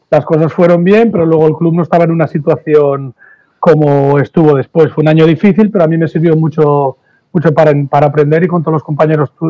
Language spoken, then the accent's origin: Spanish; Burriana, Valencian Community, Spain; now in Galicia, Spain; Aquí, como dices tú, en Galicia desde hace muchos años ya. ¿no? Pero soy, soy de Burriana, ¿eh? eso, no ha cambiado.